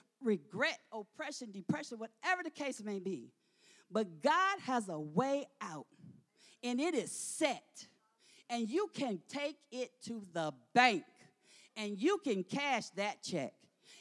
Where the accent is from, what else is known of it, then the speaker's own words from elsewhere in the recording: Michigan, United States; moved away; I'm from Michigan.